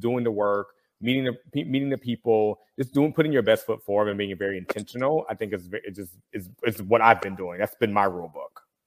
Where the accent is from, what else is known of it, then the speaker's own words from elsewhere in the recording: the South, United States; Growing up in the South, I can speak to that as a black person